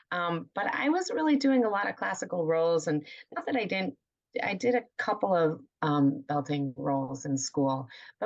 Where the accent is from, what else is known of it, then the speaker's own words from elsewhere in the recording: Rochester, New York, United States; moved away as an adult; I'm originally from Rochester, New York